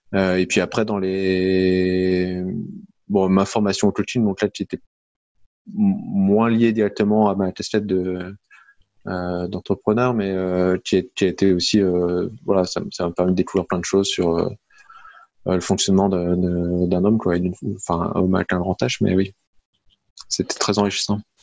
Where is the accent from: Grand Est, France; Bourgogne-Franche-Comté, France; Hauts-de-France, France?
Hauts-de-France, France; Lille; je suis lillois, donc j'habite dans la région lilloise